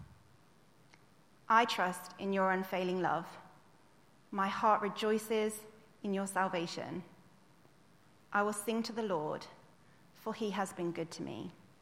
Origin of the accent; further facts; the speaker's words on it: United Kingdom; we would complain as like British people